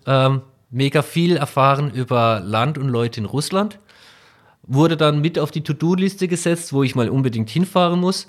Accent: Breisgau, Baden-Württemberg, Germany; now in Neunkirchen-Seelscheid, Germany; ich komme ursprünglich aus dem Breisgau

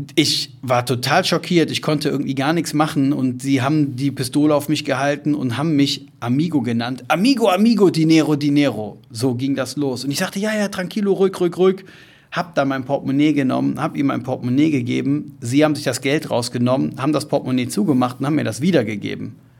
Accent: Germany; Da war die Antwort, ich Deutschland

